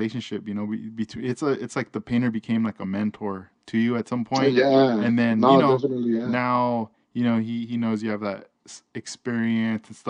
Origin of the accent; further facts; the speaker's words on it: Linwood, California, United States; I was growing up in Linwood